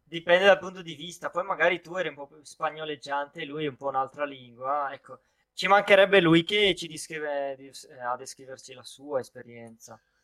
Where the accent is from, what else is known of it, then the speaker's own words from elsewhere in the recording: Italy; da noi letteralmente puoi, puoi, parlare a gesti